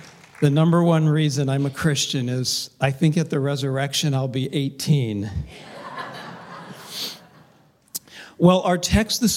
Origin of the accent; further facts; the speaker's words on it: Covina, California, United States; I actually grew up in a little town of about 100,000 called Covina